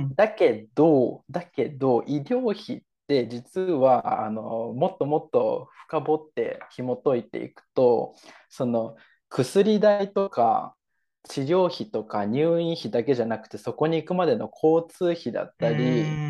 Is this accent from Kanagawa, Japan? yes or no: yes; Kanagawa, Japan; also born or lived in Tokyo / Nagasaki; now in Saitama, Japan; 神奈川の出身